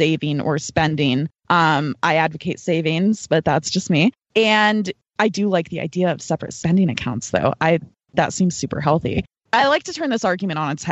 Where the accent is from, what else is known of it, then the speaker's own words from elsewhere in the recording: United States; as an American woman